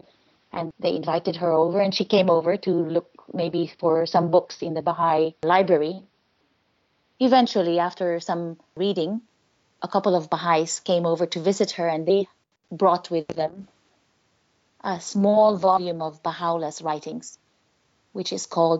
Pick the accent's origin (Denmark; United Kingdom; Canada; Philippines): Philippines; Mimaropa; I grew up in the Philippines in a lovely island called Palawan.